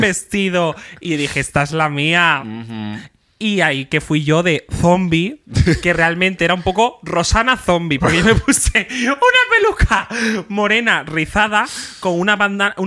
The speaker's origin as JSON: {"language": "Spanish", "region": "Extremadura", "country": "Spain", "tie": "born or raised there", "said": "en mi pueblo había dos colegios y dos institutos y básicamente de un del Sotomayor y Terrazas te ibas al Carande"}